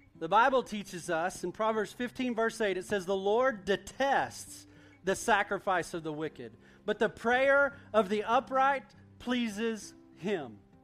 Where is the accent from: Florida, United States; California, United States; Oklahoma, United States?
Oklahoma, United States; Duncan; I grew up in Duncan, Oklahoma.